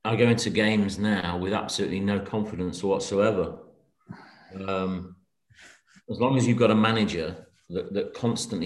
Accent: Manchester, North West England, United Kingdom; moved away; though I was born there, I've lived about 50 years away from there.

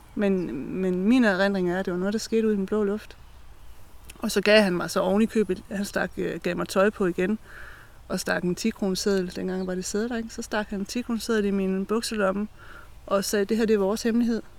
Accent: Brejning, Southern Denmark, Denmark; now in Østed, Denmark; jeg er opvokset ved Brejning Strand

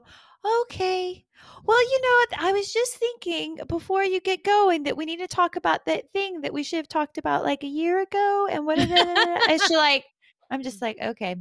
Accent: United States

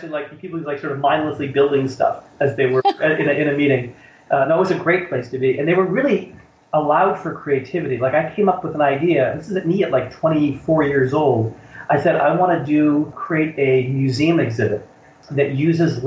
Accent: United States; moved away as an adult; also born or lived in Denmark; as an American

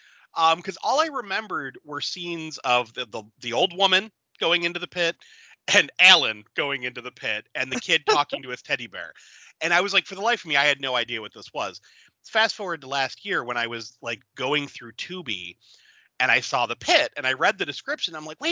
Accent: United States; growing up in the Falls, I went to Sacred Heart, and like, right around the corner was the public library.

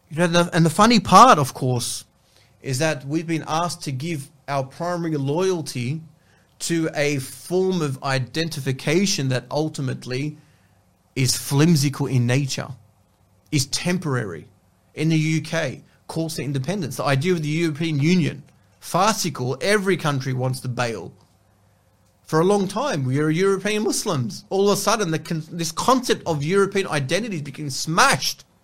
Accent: Sydney, New South Wales, Australia; Now you're Victorian, and now I'm New South Wales. I'm from New South Wales. You're from Melbourne, and I'm from Sydney.

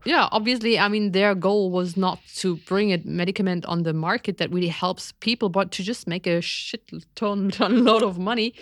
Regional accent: East Germany, Germany; growing up in East Germany

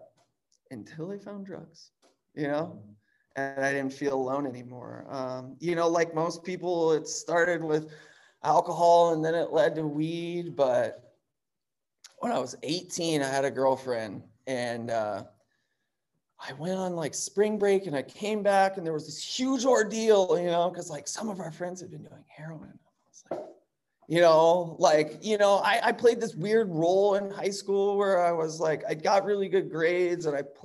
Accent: Chicago, Illinois, United States; I grew up in Chicago

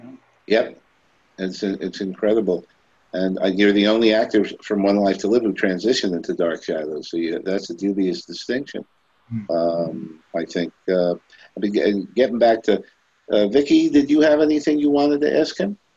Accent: New York City, New York, United States; I was born in Brooklyn.

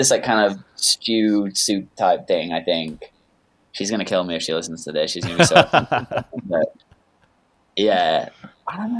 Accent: Lincoln, East Midlands, United Kingdom; also born or lived in Bury St Edmunds; now in Los Angeles, United States; I was born in Bury St. Edmunds. But I moved to Lincoln when I was like really young, and I like grew up there

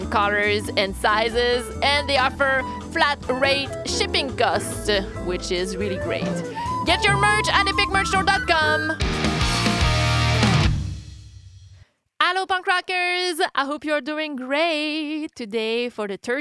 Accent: Quebec City, Quebec, Canada; I'm from Quebec City, Canada

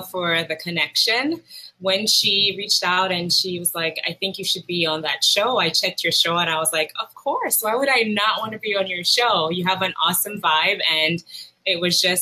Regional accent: Roseau, Saint George, Dominica; I was born in Roseau, Dominica, not to be confused with Dominican Republic

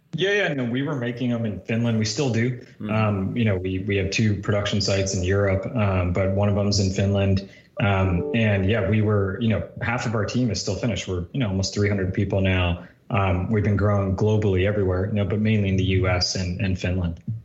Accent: New Jersey, United States; I grew up in New Jersey for the most part

